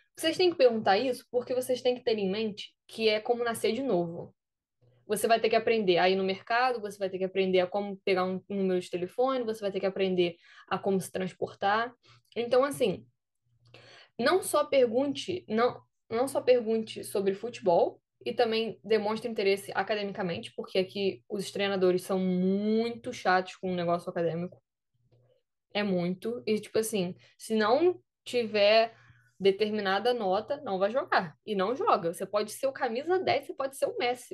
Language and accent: Portuguese; Brazil; moved away as an adult; now in United States; eu sou do Brasil